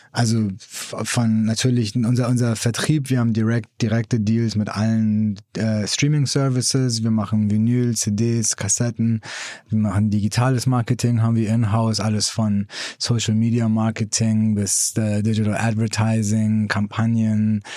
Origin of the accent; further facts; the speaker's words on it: Hamburg, Germany; moved away as an adult; also born or lived in Iran; now in San Francisco, United States; ich bin in Hamburg aufgewachsen